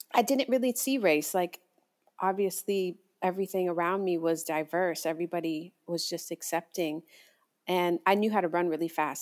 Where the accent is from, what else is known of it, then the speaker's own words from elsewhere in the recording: Hialeah, Florida, United States; also born or lived in Atlanta; I grew up in a Cuban neighborhood called Hialeah